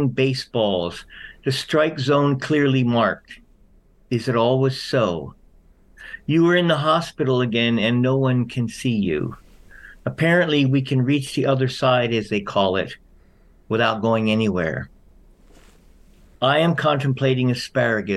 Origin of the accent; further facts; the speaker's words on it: Philadelphia, Pennsylvania, United States; I was raised out just in Philadelphia.